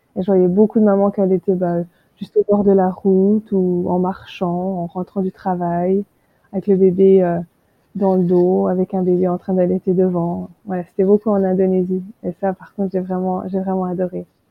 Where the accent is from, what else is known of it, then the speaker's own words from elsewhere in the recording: France; moved away as an adult; also born or lived in Australia; now in Hawaii, United States; je suis française